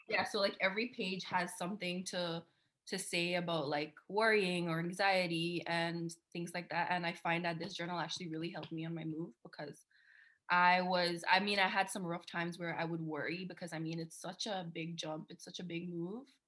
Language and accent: English; Guyana; moved away as an adult; also born or lived in Canada; now in Switzerland; I'm Guyanese. I was born in Guyana. I lived there for 20 years, and then we moved